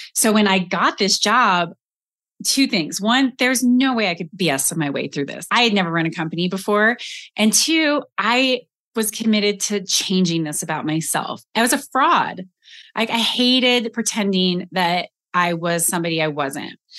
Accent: Colorado, United States; moved away as an adult; also born or lived in Austin, Texas; I grew up in Colorado.

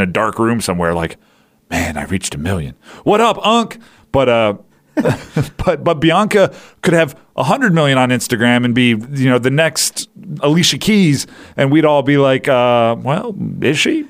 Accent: outside Philadelphia, Pennsylvania, United States; I grew up outside Philly

